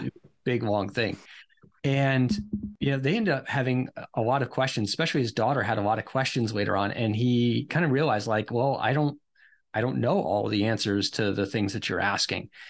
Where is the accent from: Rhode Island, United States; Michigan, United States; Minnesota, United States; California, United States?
Rhode Island, United States; moved away as an adult; also born or lived in Pennsylvania / South Dakota; I ended up boomeranging back to my home state of Rhode Island